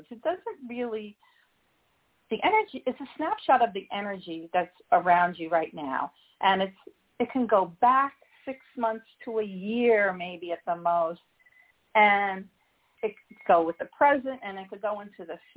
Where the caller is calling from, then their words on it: Midwest, United States; I'm calling from um, the Midwest.